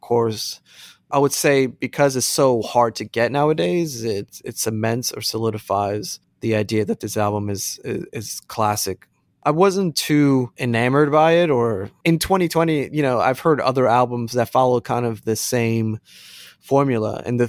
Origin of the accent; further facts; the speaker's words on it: United States; just growing up in the States, that's kind of a natural thing.